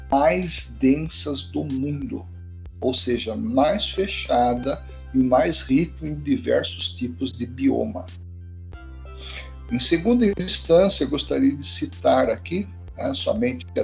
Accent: Brazil; nós como brasileiros

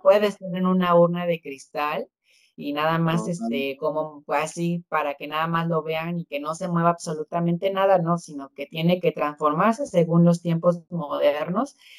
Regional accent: Oaxaca, Mexico; como oaxaqueño

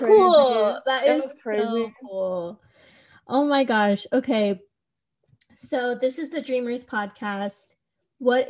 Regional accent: Atlanta, Georgia, United States; born or raised there

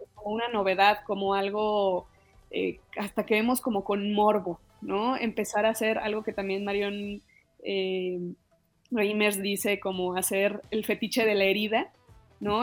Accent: Mexico; como mexicanos

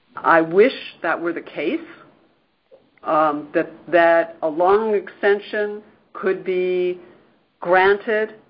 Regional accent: United States; as an American

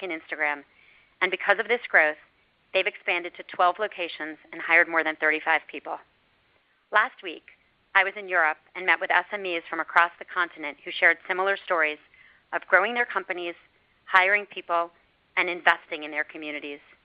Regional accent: Miami, Florida, United States; I went to Facebook's Community Boost in my hometown of Miami

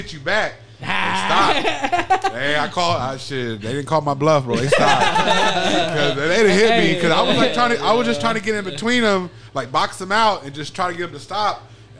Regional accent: United States; I'm an American, bro. I am soft.

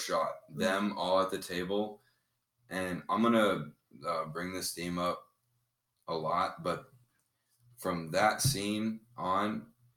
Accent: Houston, Texas, United States; I am from Houston, Texas

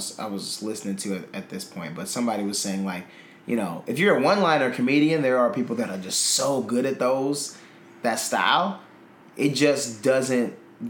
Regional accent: Milwaukee, Wisconsin, United States; my hometown, Milwaukee

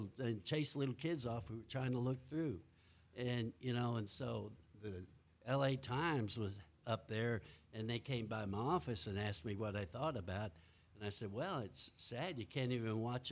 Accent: Kermit, Texas, United States; accent: Texas; moved away as an adult; also born or lived in Tyler, Texas / Odessa, Texas / Solvang, California; I grew up in West Texas, a little town called Kermit

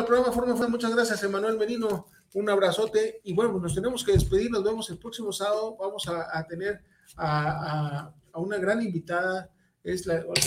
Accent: Mexico; como mexicano

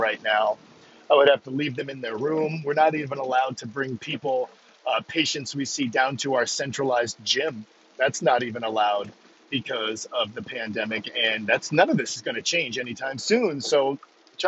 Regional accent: Maine, United States; up in Maine here, I'm from Maine

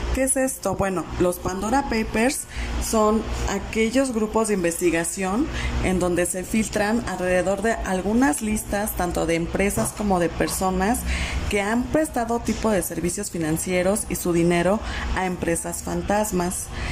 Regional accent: Mexico; A nosotros como mexicanos

